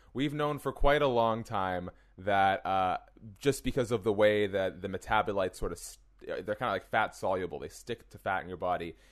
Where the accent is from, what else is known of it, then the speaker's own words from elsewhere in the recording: Canada; as a Canadian